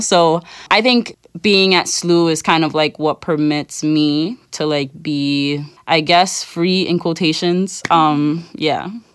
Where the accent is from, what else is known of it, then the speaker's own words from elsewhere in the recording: United States; I'm from the U S, but my parents are Dominican